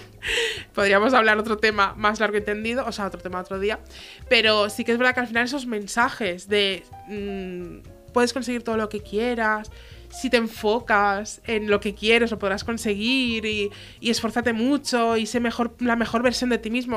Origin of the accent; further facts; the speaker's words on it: Tarragona, Catalonia, Spain; Nosotras que venimos de Tarragona y alrededores